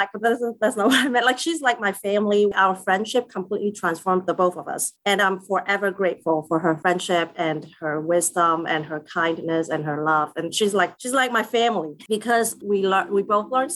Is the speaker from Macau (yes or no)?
yes; Macau; now in Philadelphia, United States; I grew up in Macau